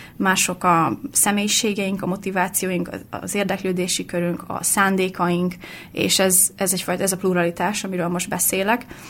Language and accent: Hungarian; Hungary; moved away as an adult; also born or lived in Finland; én itthon nevelkedtem